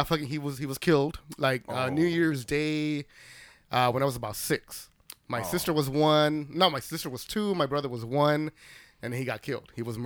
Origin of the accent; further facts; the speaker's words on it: El Salvador; moved away; I was born in Central America, bro.